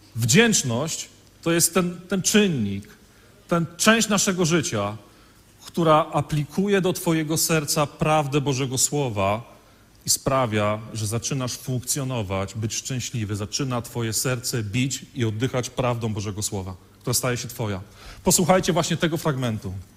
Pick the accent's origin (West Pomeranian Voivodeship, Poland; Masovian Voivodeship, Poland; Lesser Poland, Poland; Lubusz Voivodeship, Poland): West Pomeranian Voivodeship, Poland; Świnoujście; now in Wodzisław Śląski, Poland; ja pochodzę z Świnoujścia